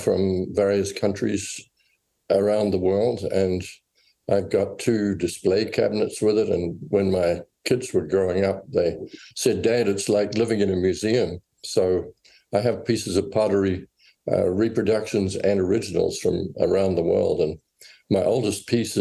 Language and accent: English; New Zealand; moved away as an adult; also born or lived in England / Rochester, New York, United States; now in United States; I was born in New Zealand and grew up there and went to England for a few years and back to New Zealand.